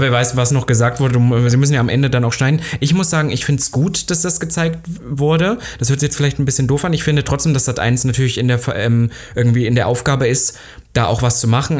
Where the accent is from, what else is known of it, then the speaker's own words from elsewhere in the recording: Halle, Saxony-Anhalt, Germany; moved away; in meiner Heimatstadt noch in Halle